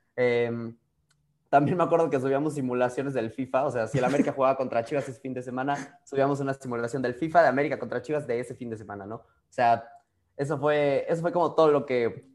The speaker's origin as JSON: {"language": "Spanish", "country": "Mexico", "said": "yo más mexicano que el nopal"}